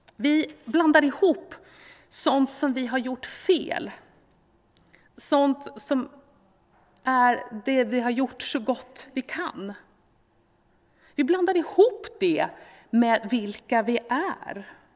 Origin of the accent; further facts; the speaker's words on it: Sweden; vi som svenskar